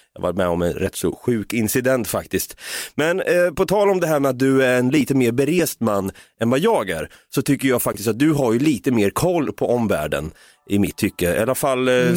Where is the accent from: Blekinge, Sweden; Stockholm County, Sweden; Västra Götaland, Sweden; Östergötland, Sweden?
Östergötland, Sweden; Norrköping; vi är båda från Norrköping